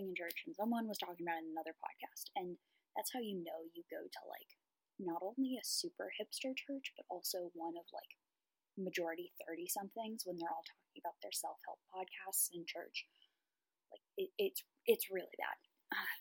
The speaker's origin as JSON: {"language": "English", "town": "Raleigh", "region": "North Carolina", "country": "United States", "said": "I'm from the Raleigh area"}